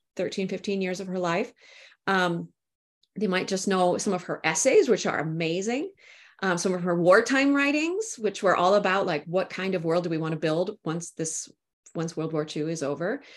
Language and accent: English; Minnesota, United States; also born or lived in St Andrews, Scotland; I'm from Minnesota. That's where I'm, uh, broadcasting from here today.